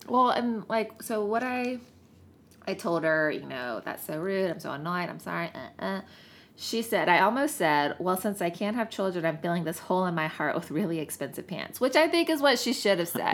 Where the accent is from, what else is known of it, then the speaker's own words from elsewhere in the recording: the South, United States; especially being a woman and growing up in the South